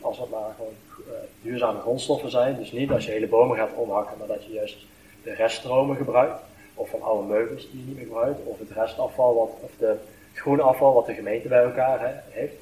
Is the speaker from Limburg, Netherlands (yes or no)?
yes; Venlo, Limburg, Netherlands; ik voel me net zoveel als een Veulenaar, als een Limburger, als een Nederlander